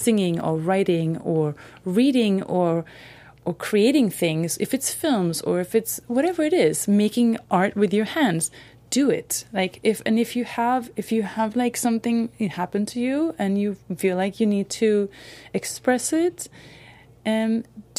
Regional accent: Malmö, Skåne, Sweden; moved away; I'm from Malmö, from the south. So I'm mm-hmm. the farmer girl with the ugly accent

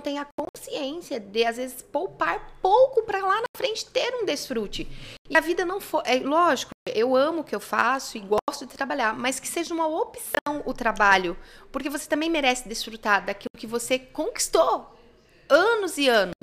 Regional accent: Nova Cantu, Paraná, Brazil; moved away as an adult; now in Curitiba, Brazil; eu vim do norte do Paraná uhum. e eu sou da roça mesmo, né? Então eu trabalhei muitos anos na roça. Uhum. Eu vim aqui para Curitiba com 18 anos

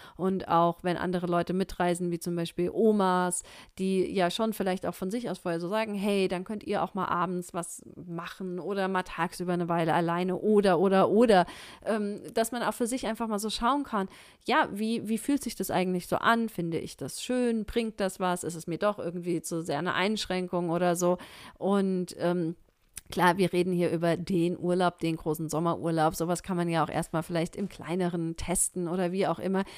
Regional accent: Germany; hier bei uns in Deutschland

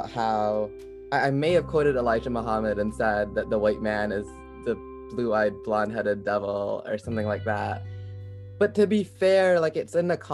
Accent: Rochester, New York, United States; also born or lived in Rhode Island / rural Massachusetts / Philippines (family); now in Massachusetts, United States; I was born in Rhode Island, but I grew up in upstate New York, outside Rochester

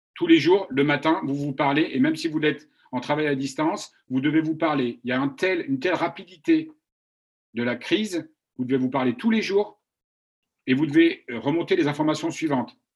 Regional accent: France; also born or lived in China; now in United States; je suis français, j'ai vécu 20 ans en Chine

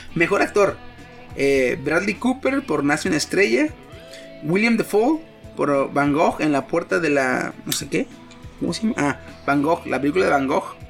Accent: Mexico; como paisa

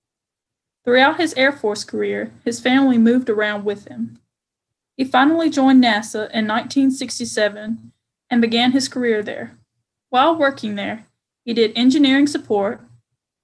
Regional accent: Winona, Mississippi, United States; my hometown, Winona, Mississippi

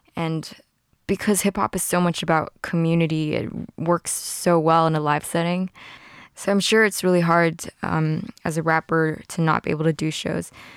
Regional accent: Hong Kong; growing up in Hong Kong

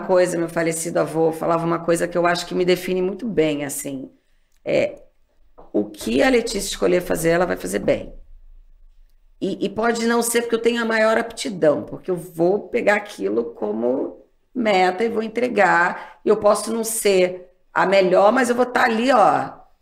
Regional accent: Rio de Janeiro, Brazil; moved away; also born or lived in Texas, United States; saí do Rio de Janeiro, onde eu tinha amigos, vida

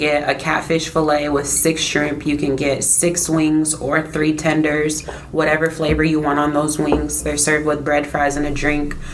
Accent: Des Moines, Iowa, United States; am from Des Moines, Iowa, born and raised.

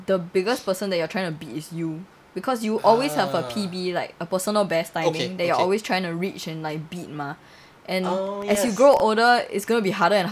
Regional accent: Singapore; We are Singaporean

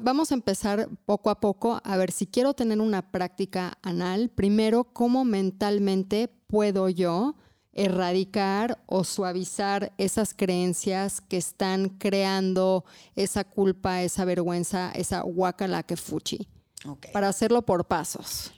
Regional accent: Mexico; como buena también católica mexicana que crecí en este país, también tenía muchos tabús.

